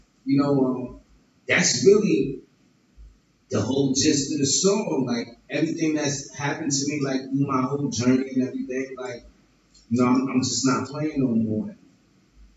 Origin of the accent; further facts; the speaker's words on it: New York City, New York, United States; also born or lived in Brooklyn, New York; I'm in Brooklyn. I've been in Brooklyn for the last, you know, like 20 years. I'm originally from Queens